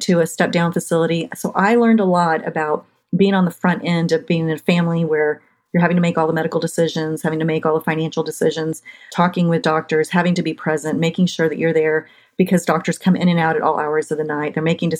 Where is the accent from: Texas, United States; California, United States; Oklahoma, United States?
Texas, United States; San Antonio; born and raised in San Antonio, Texas